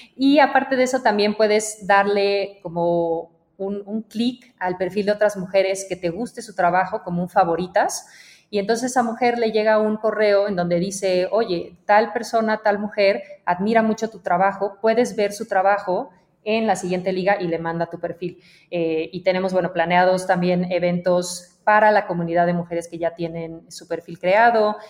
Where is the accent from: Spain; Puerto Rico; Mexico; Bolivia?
Mexico; also born or lived in Belgium; me fui de México un tiempo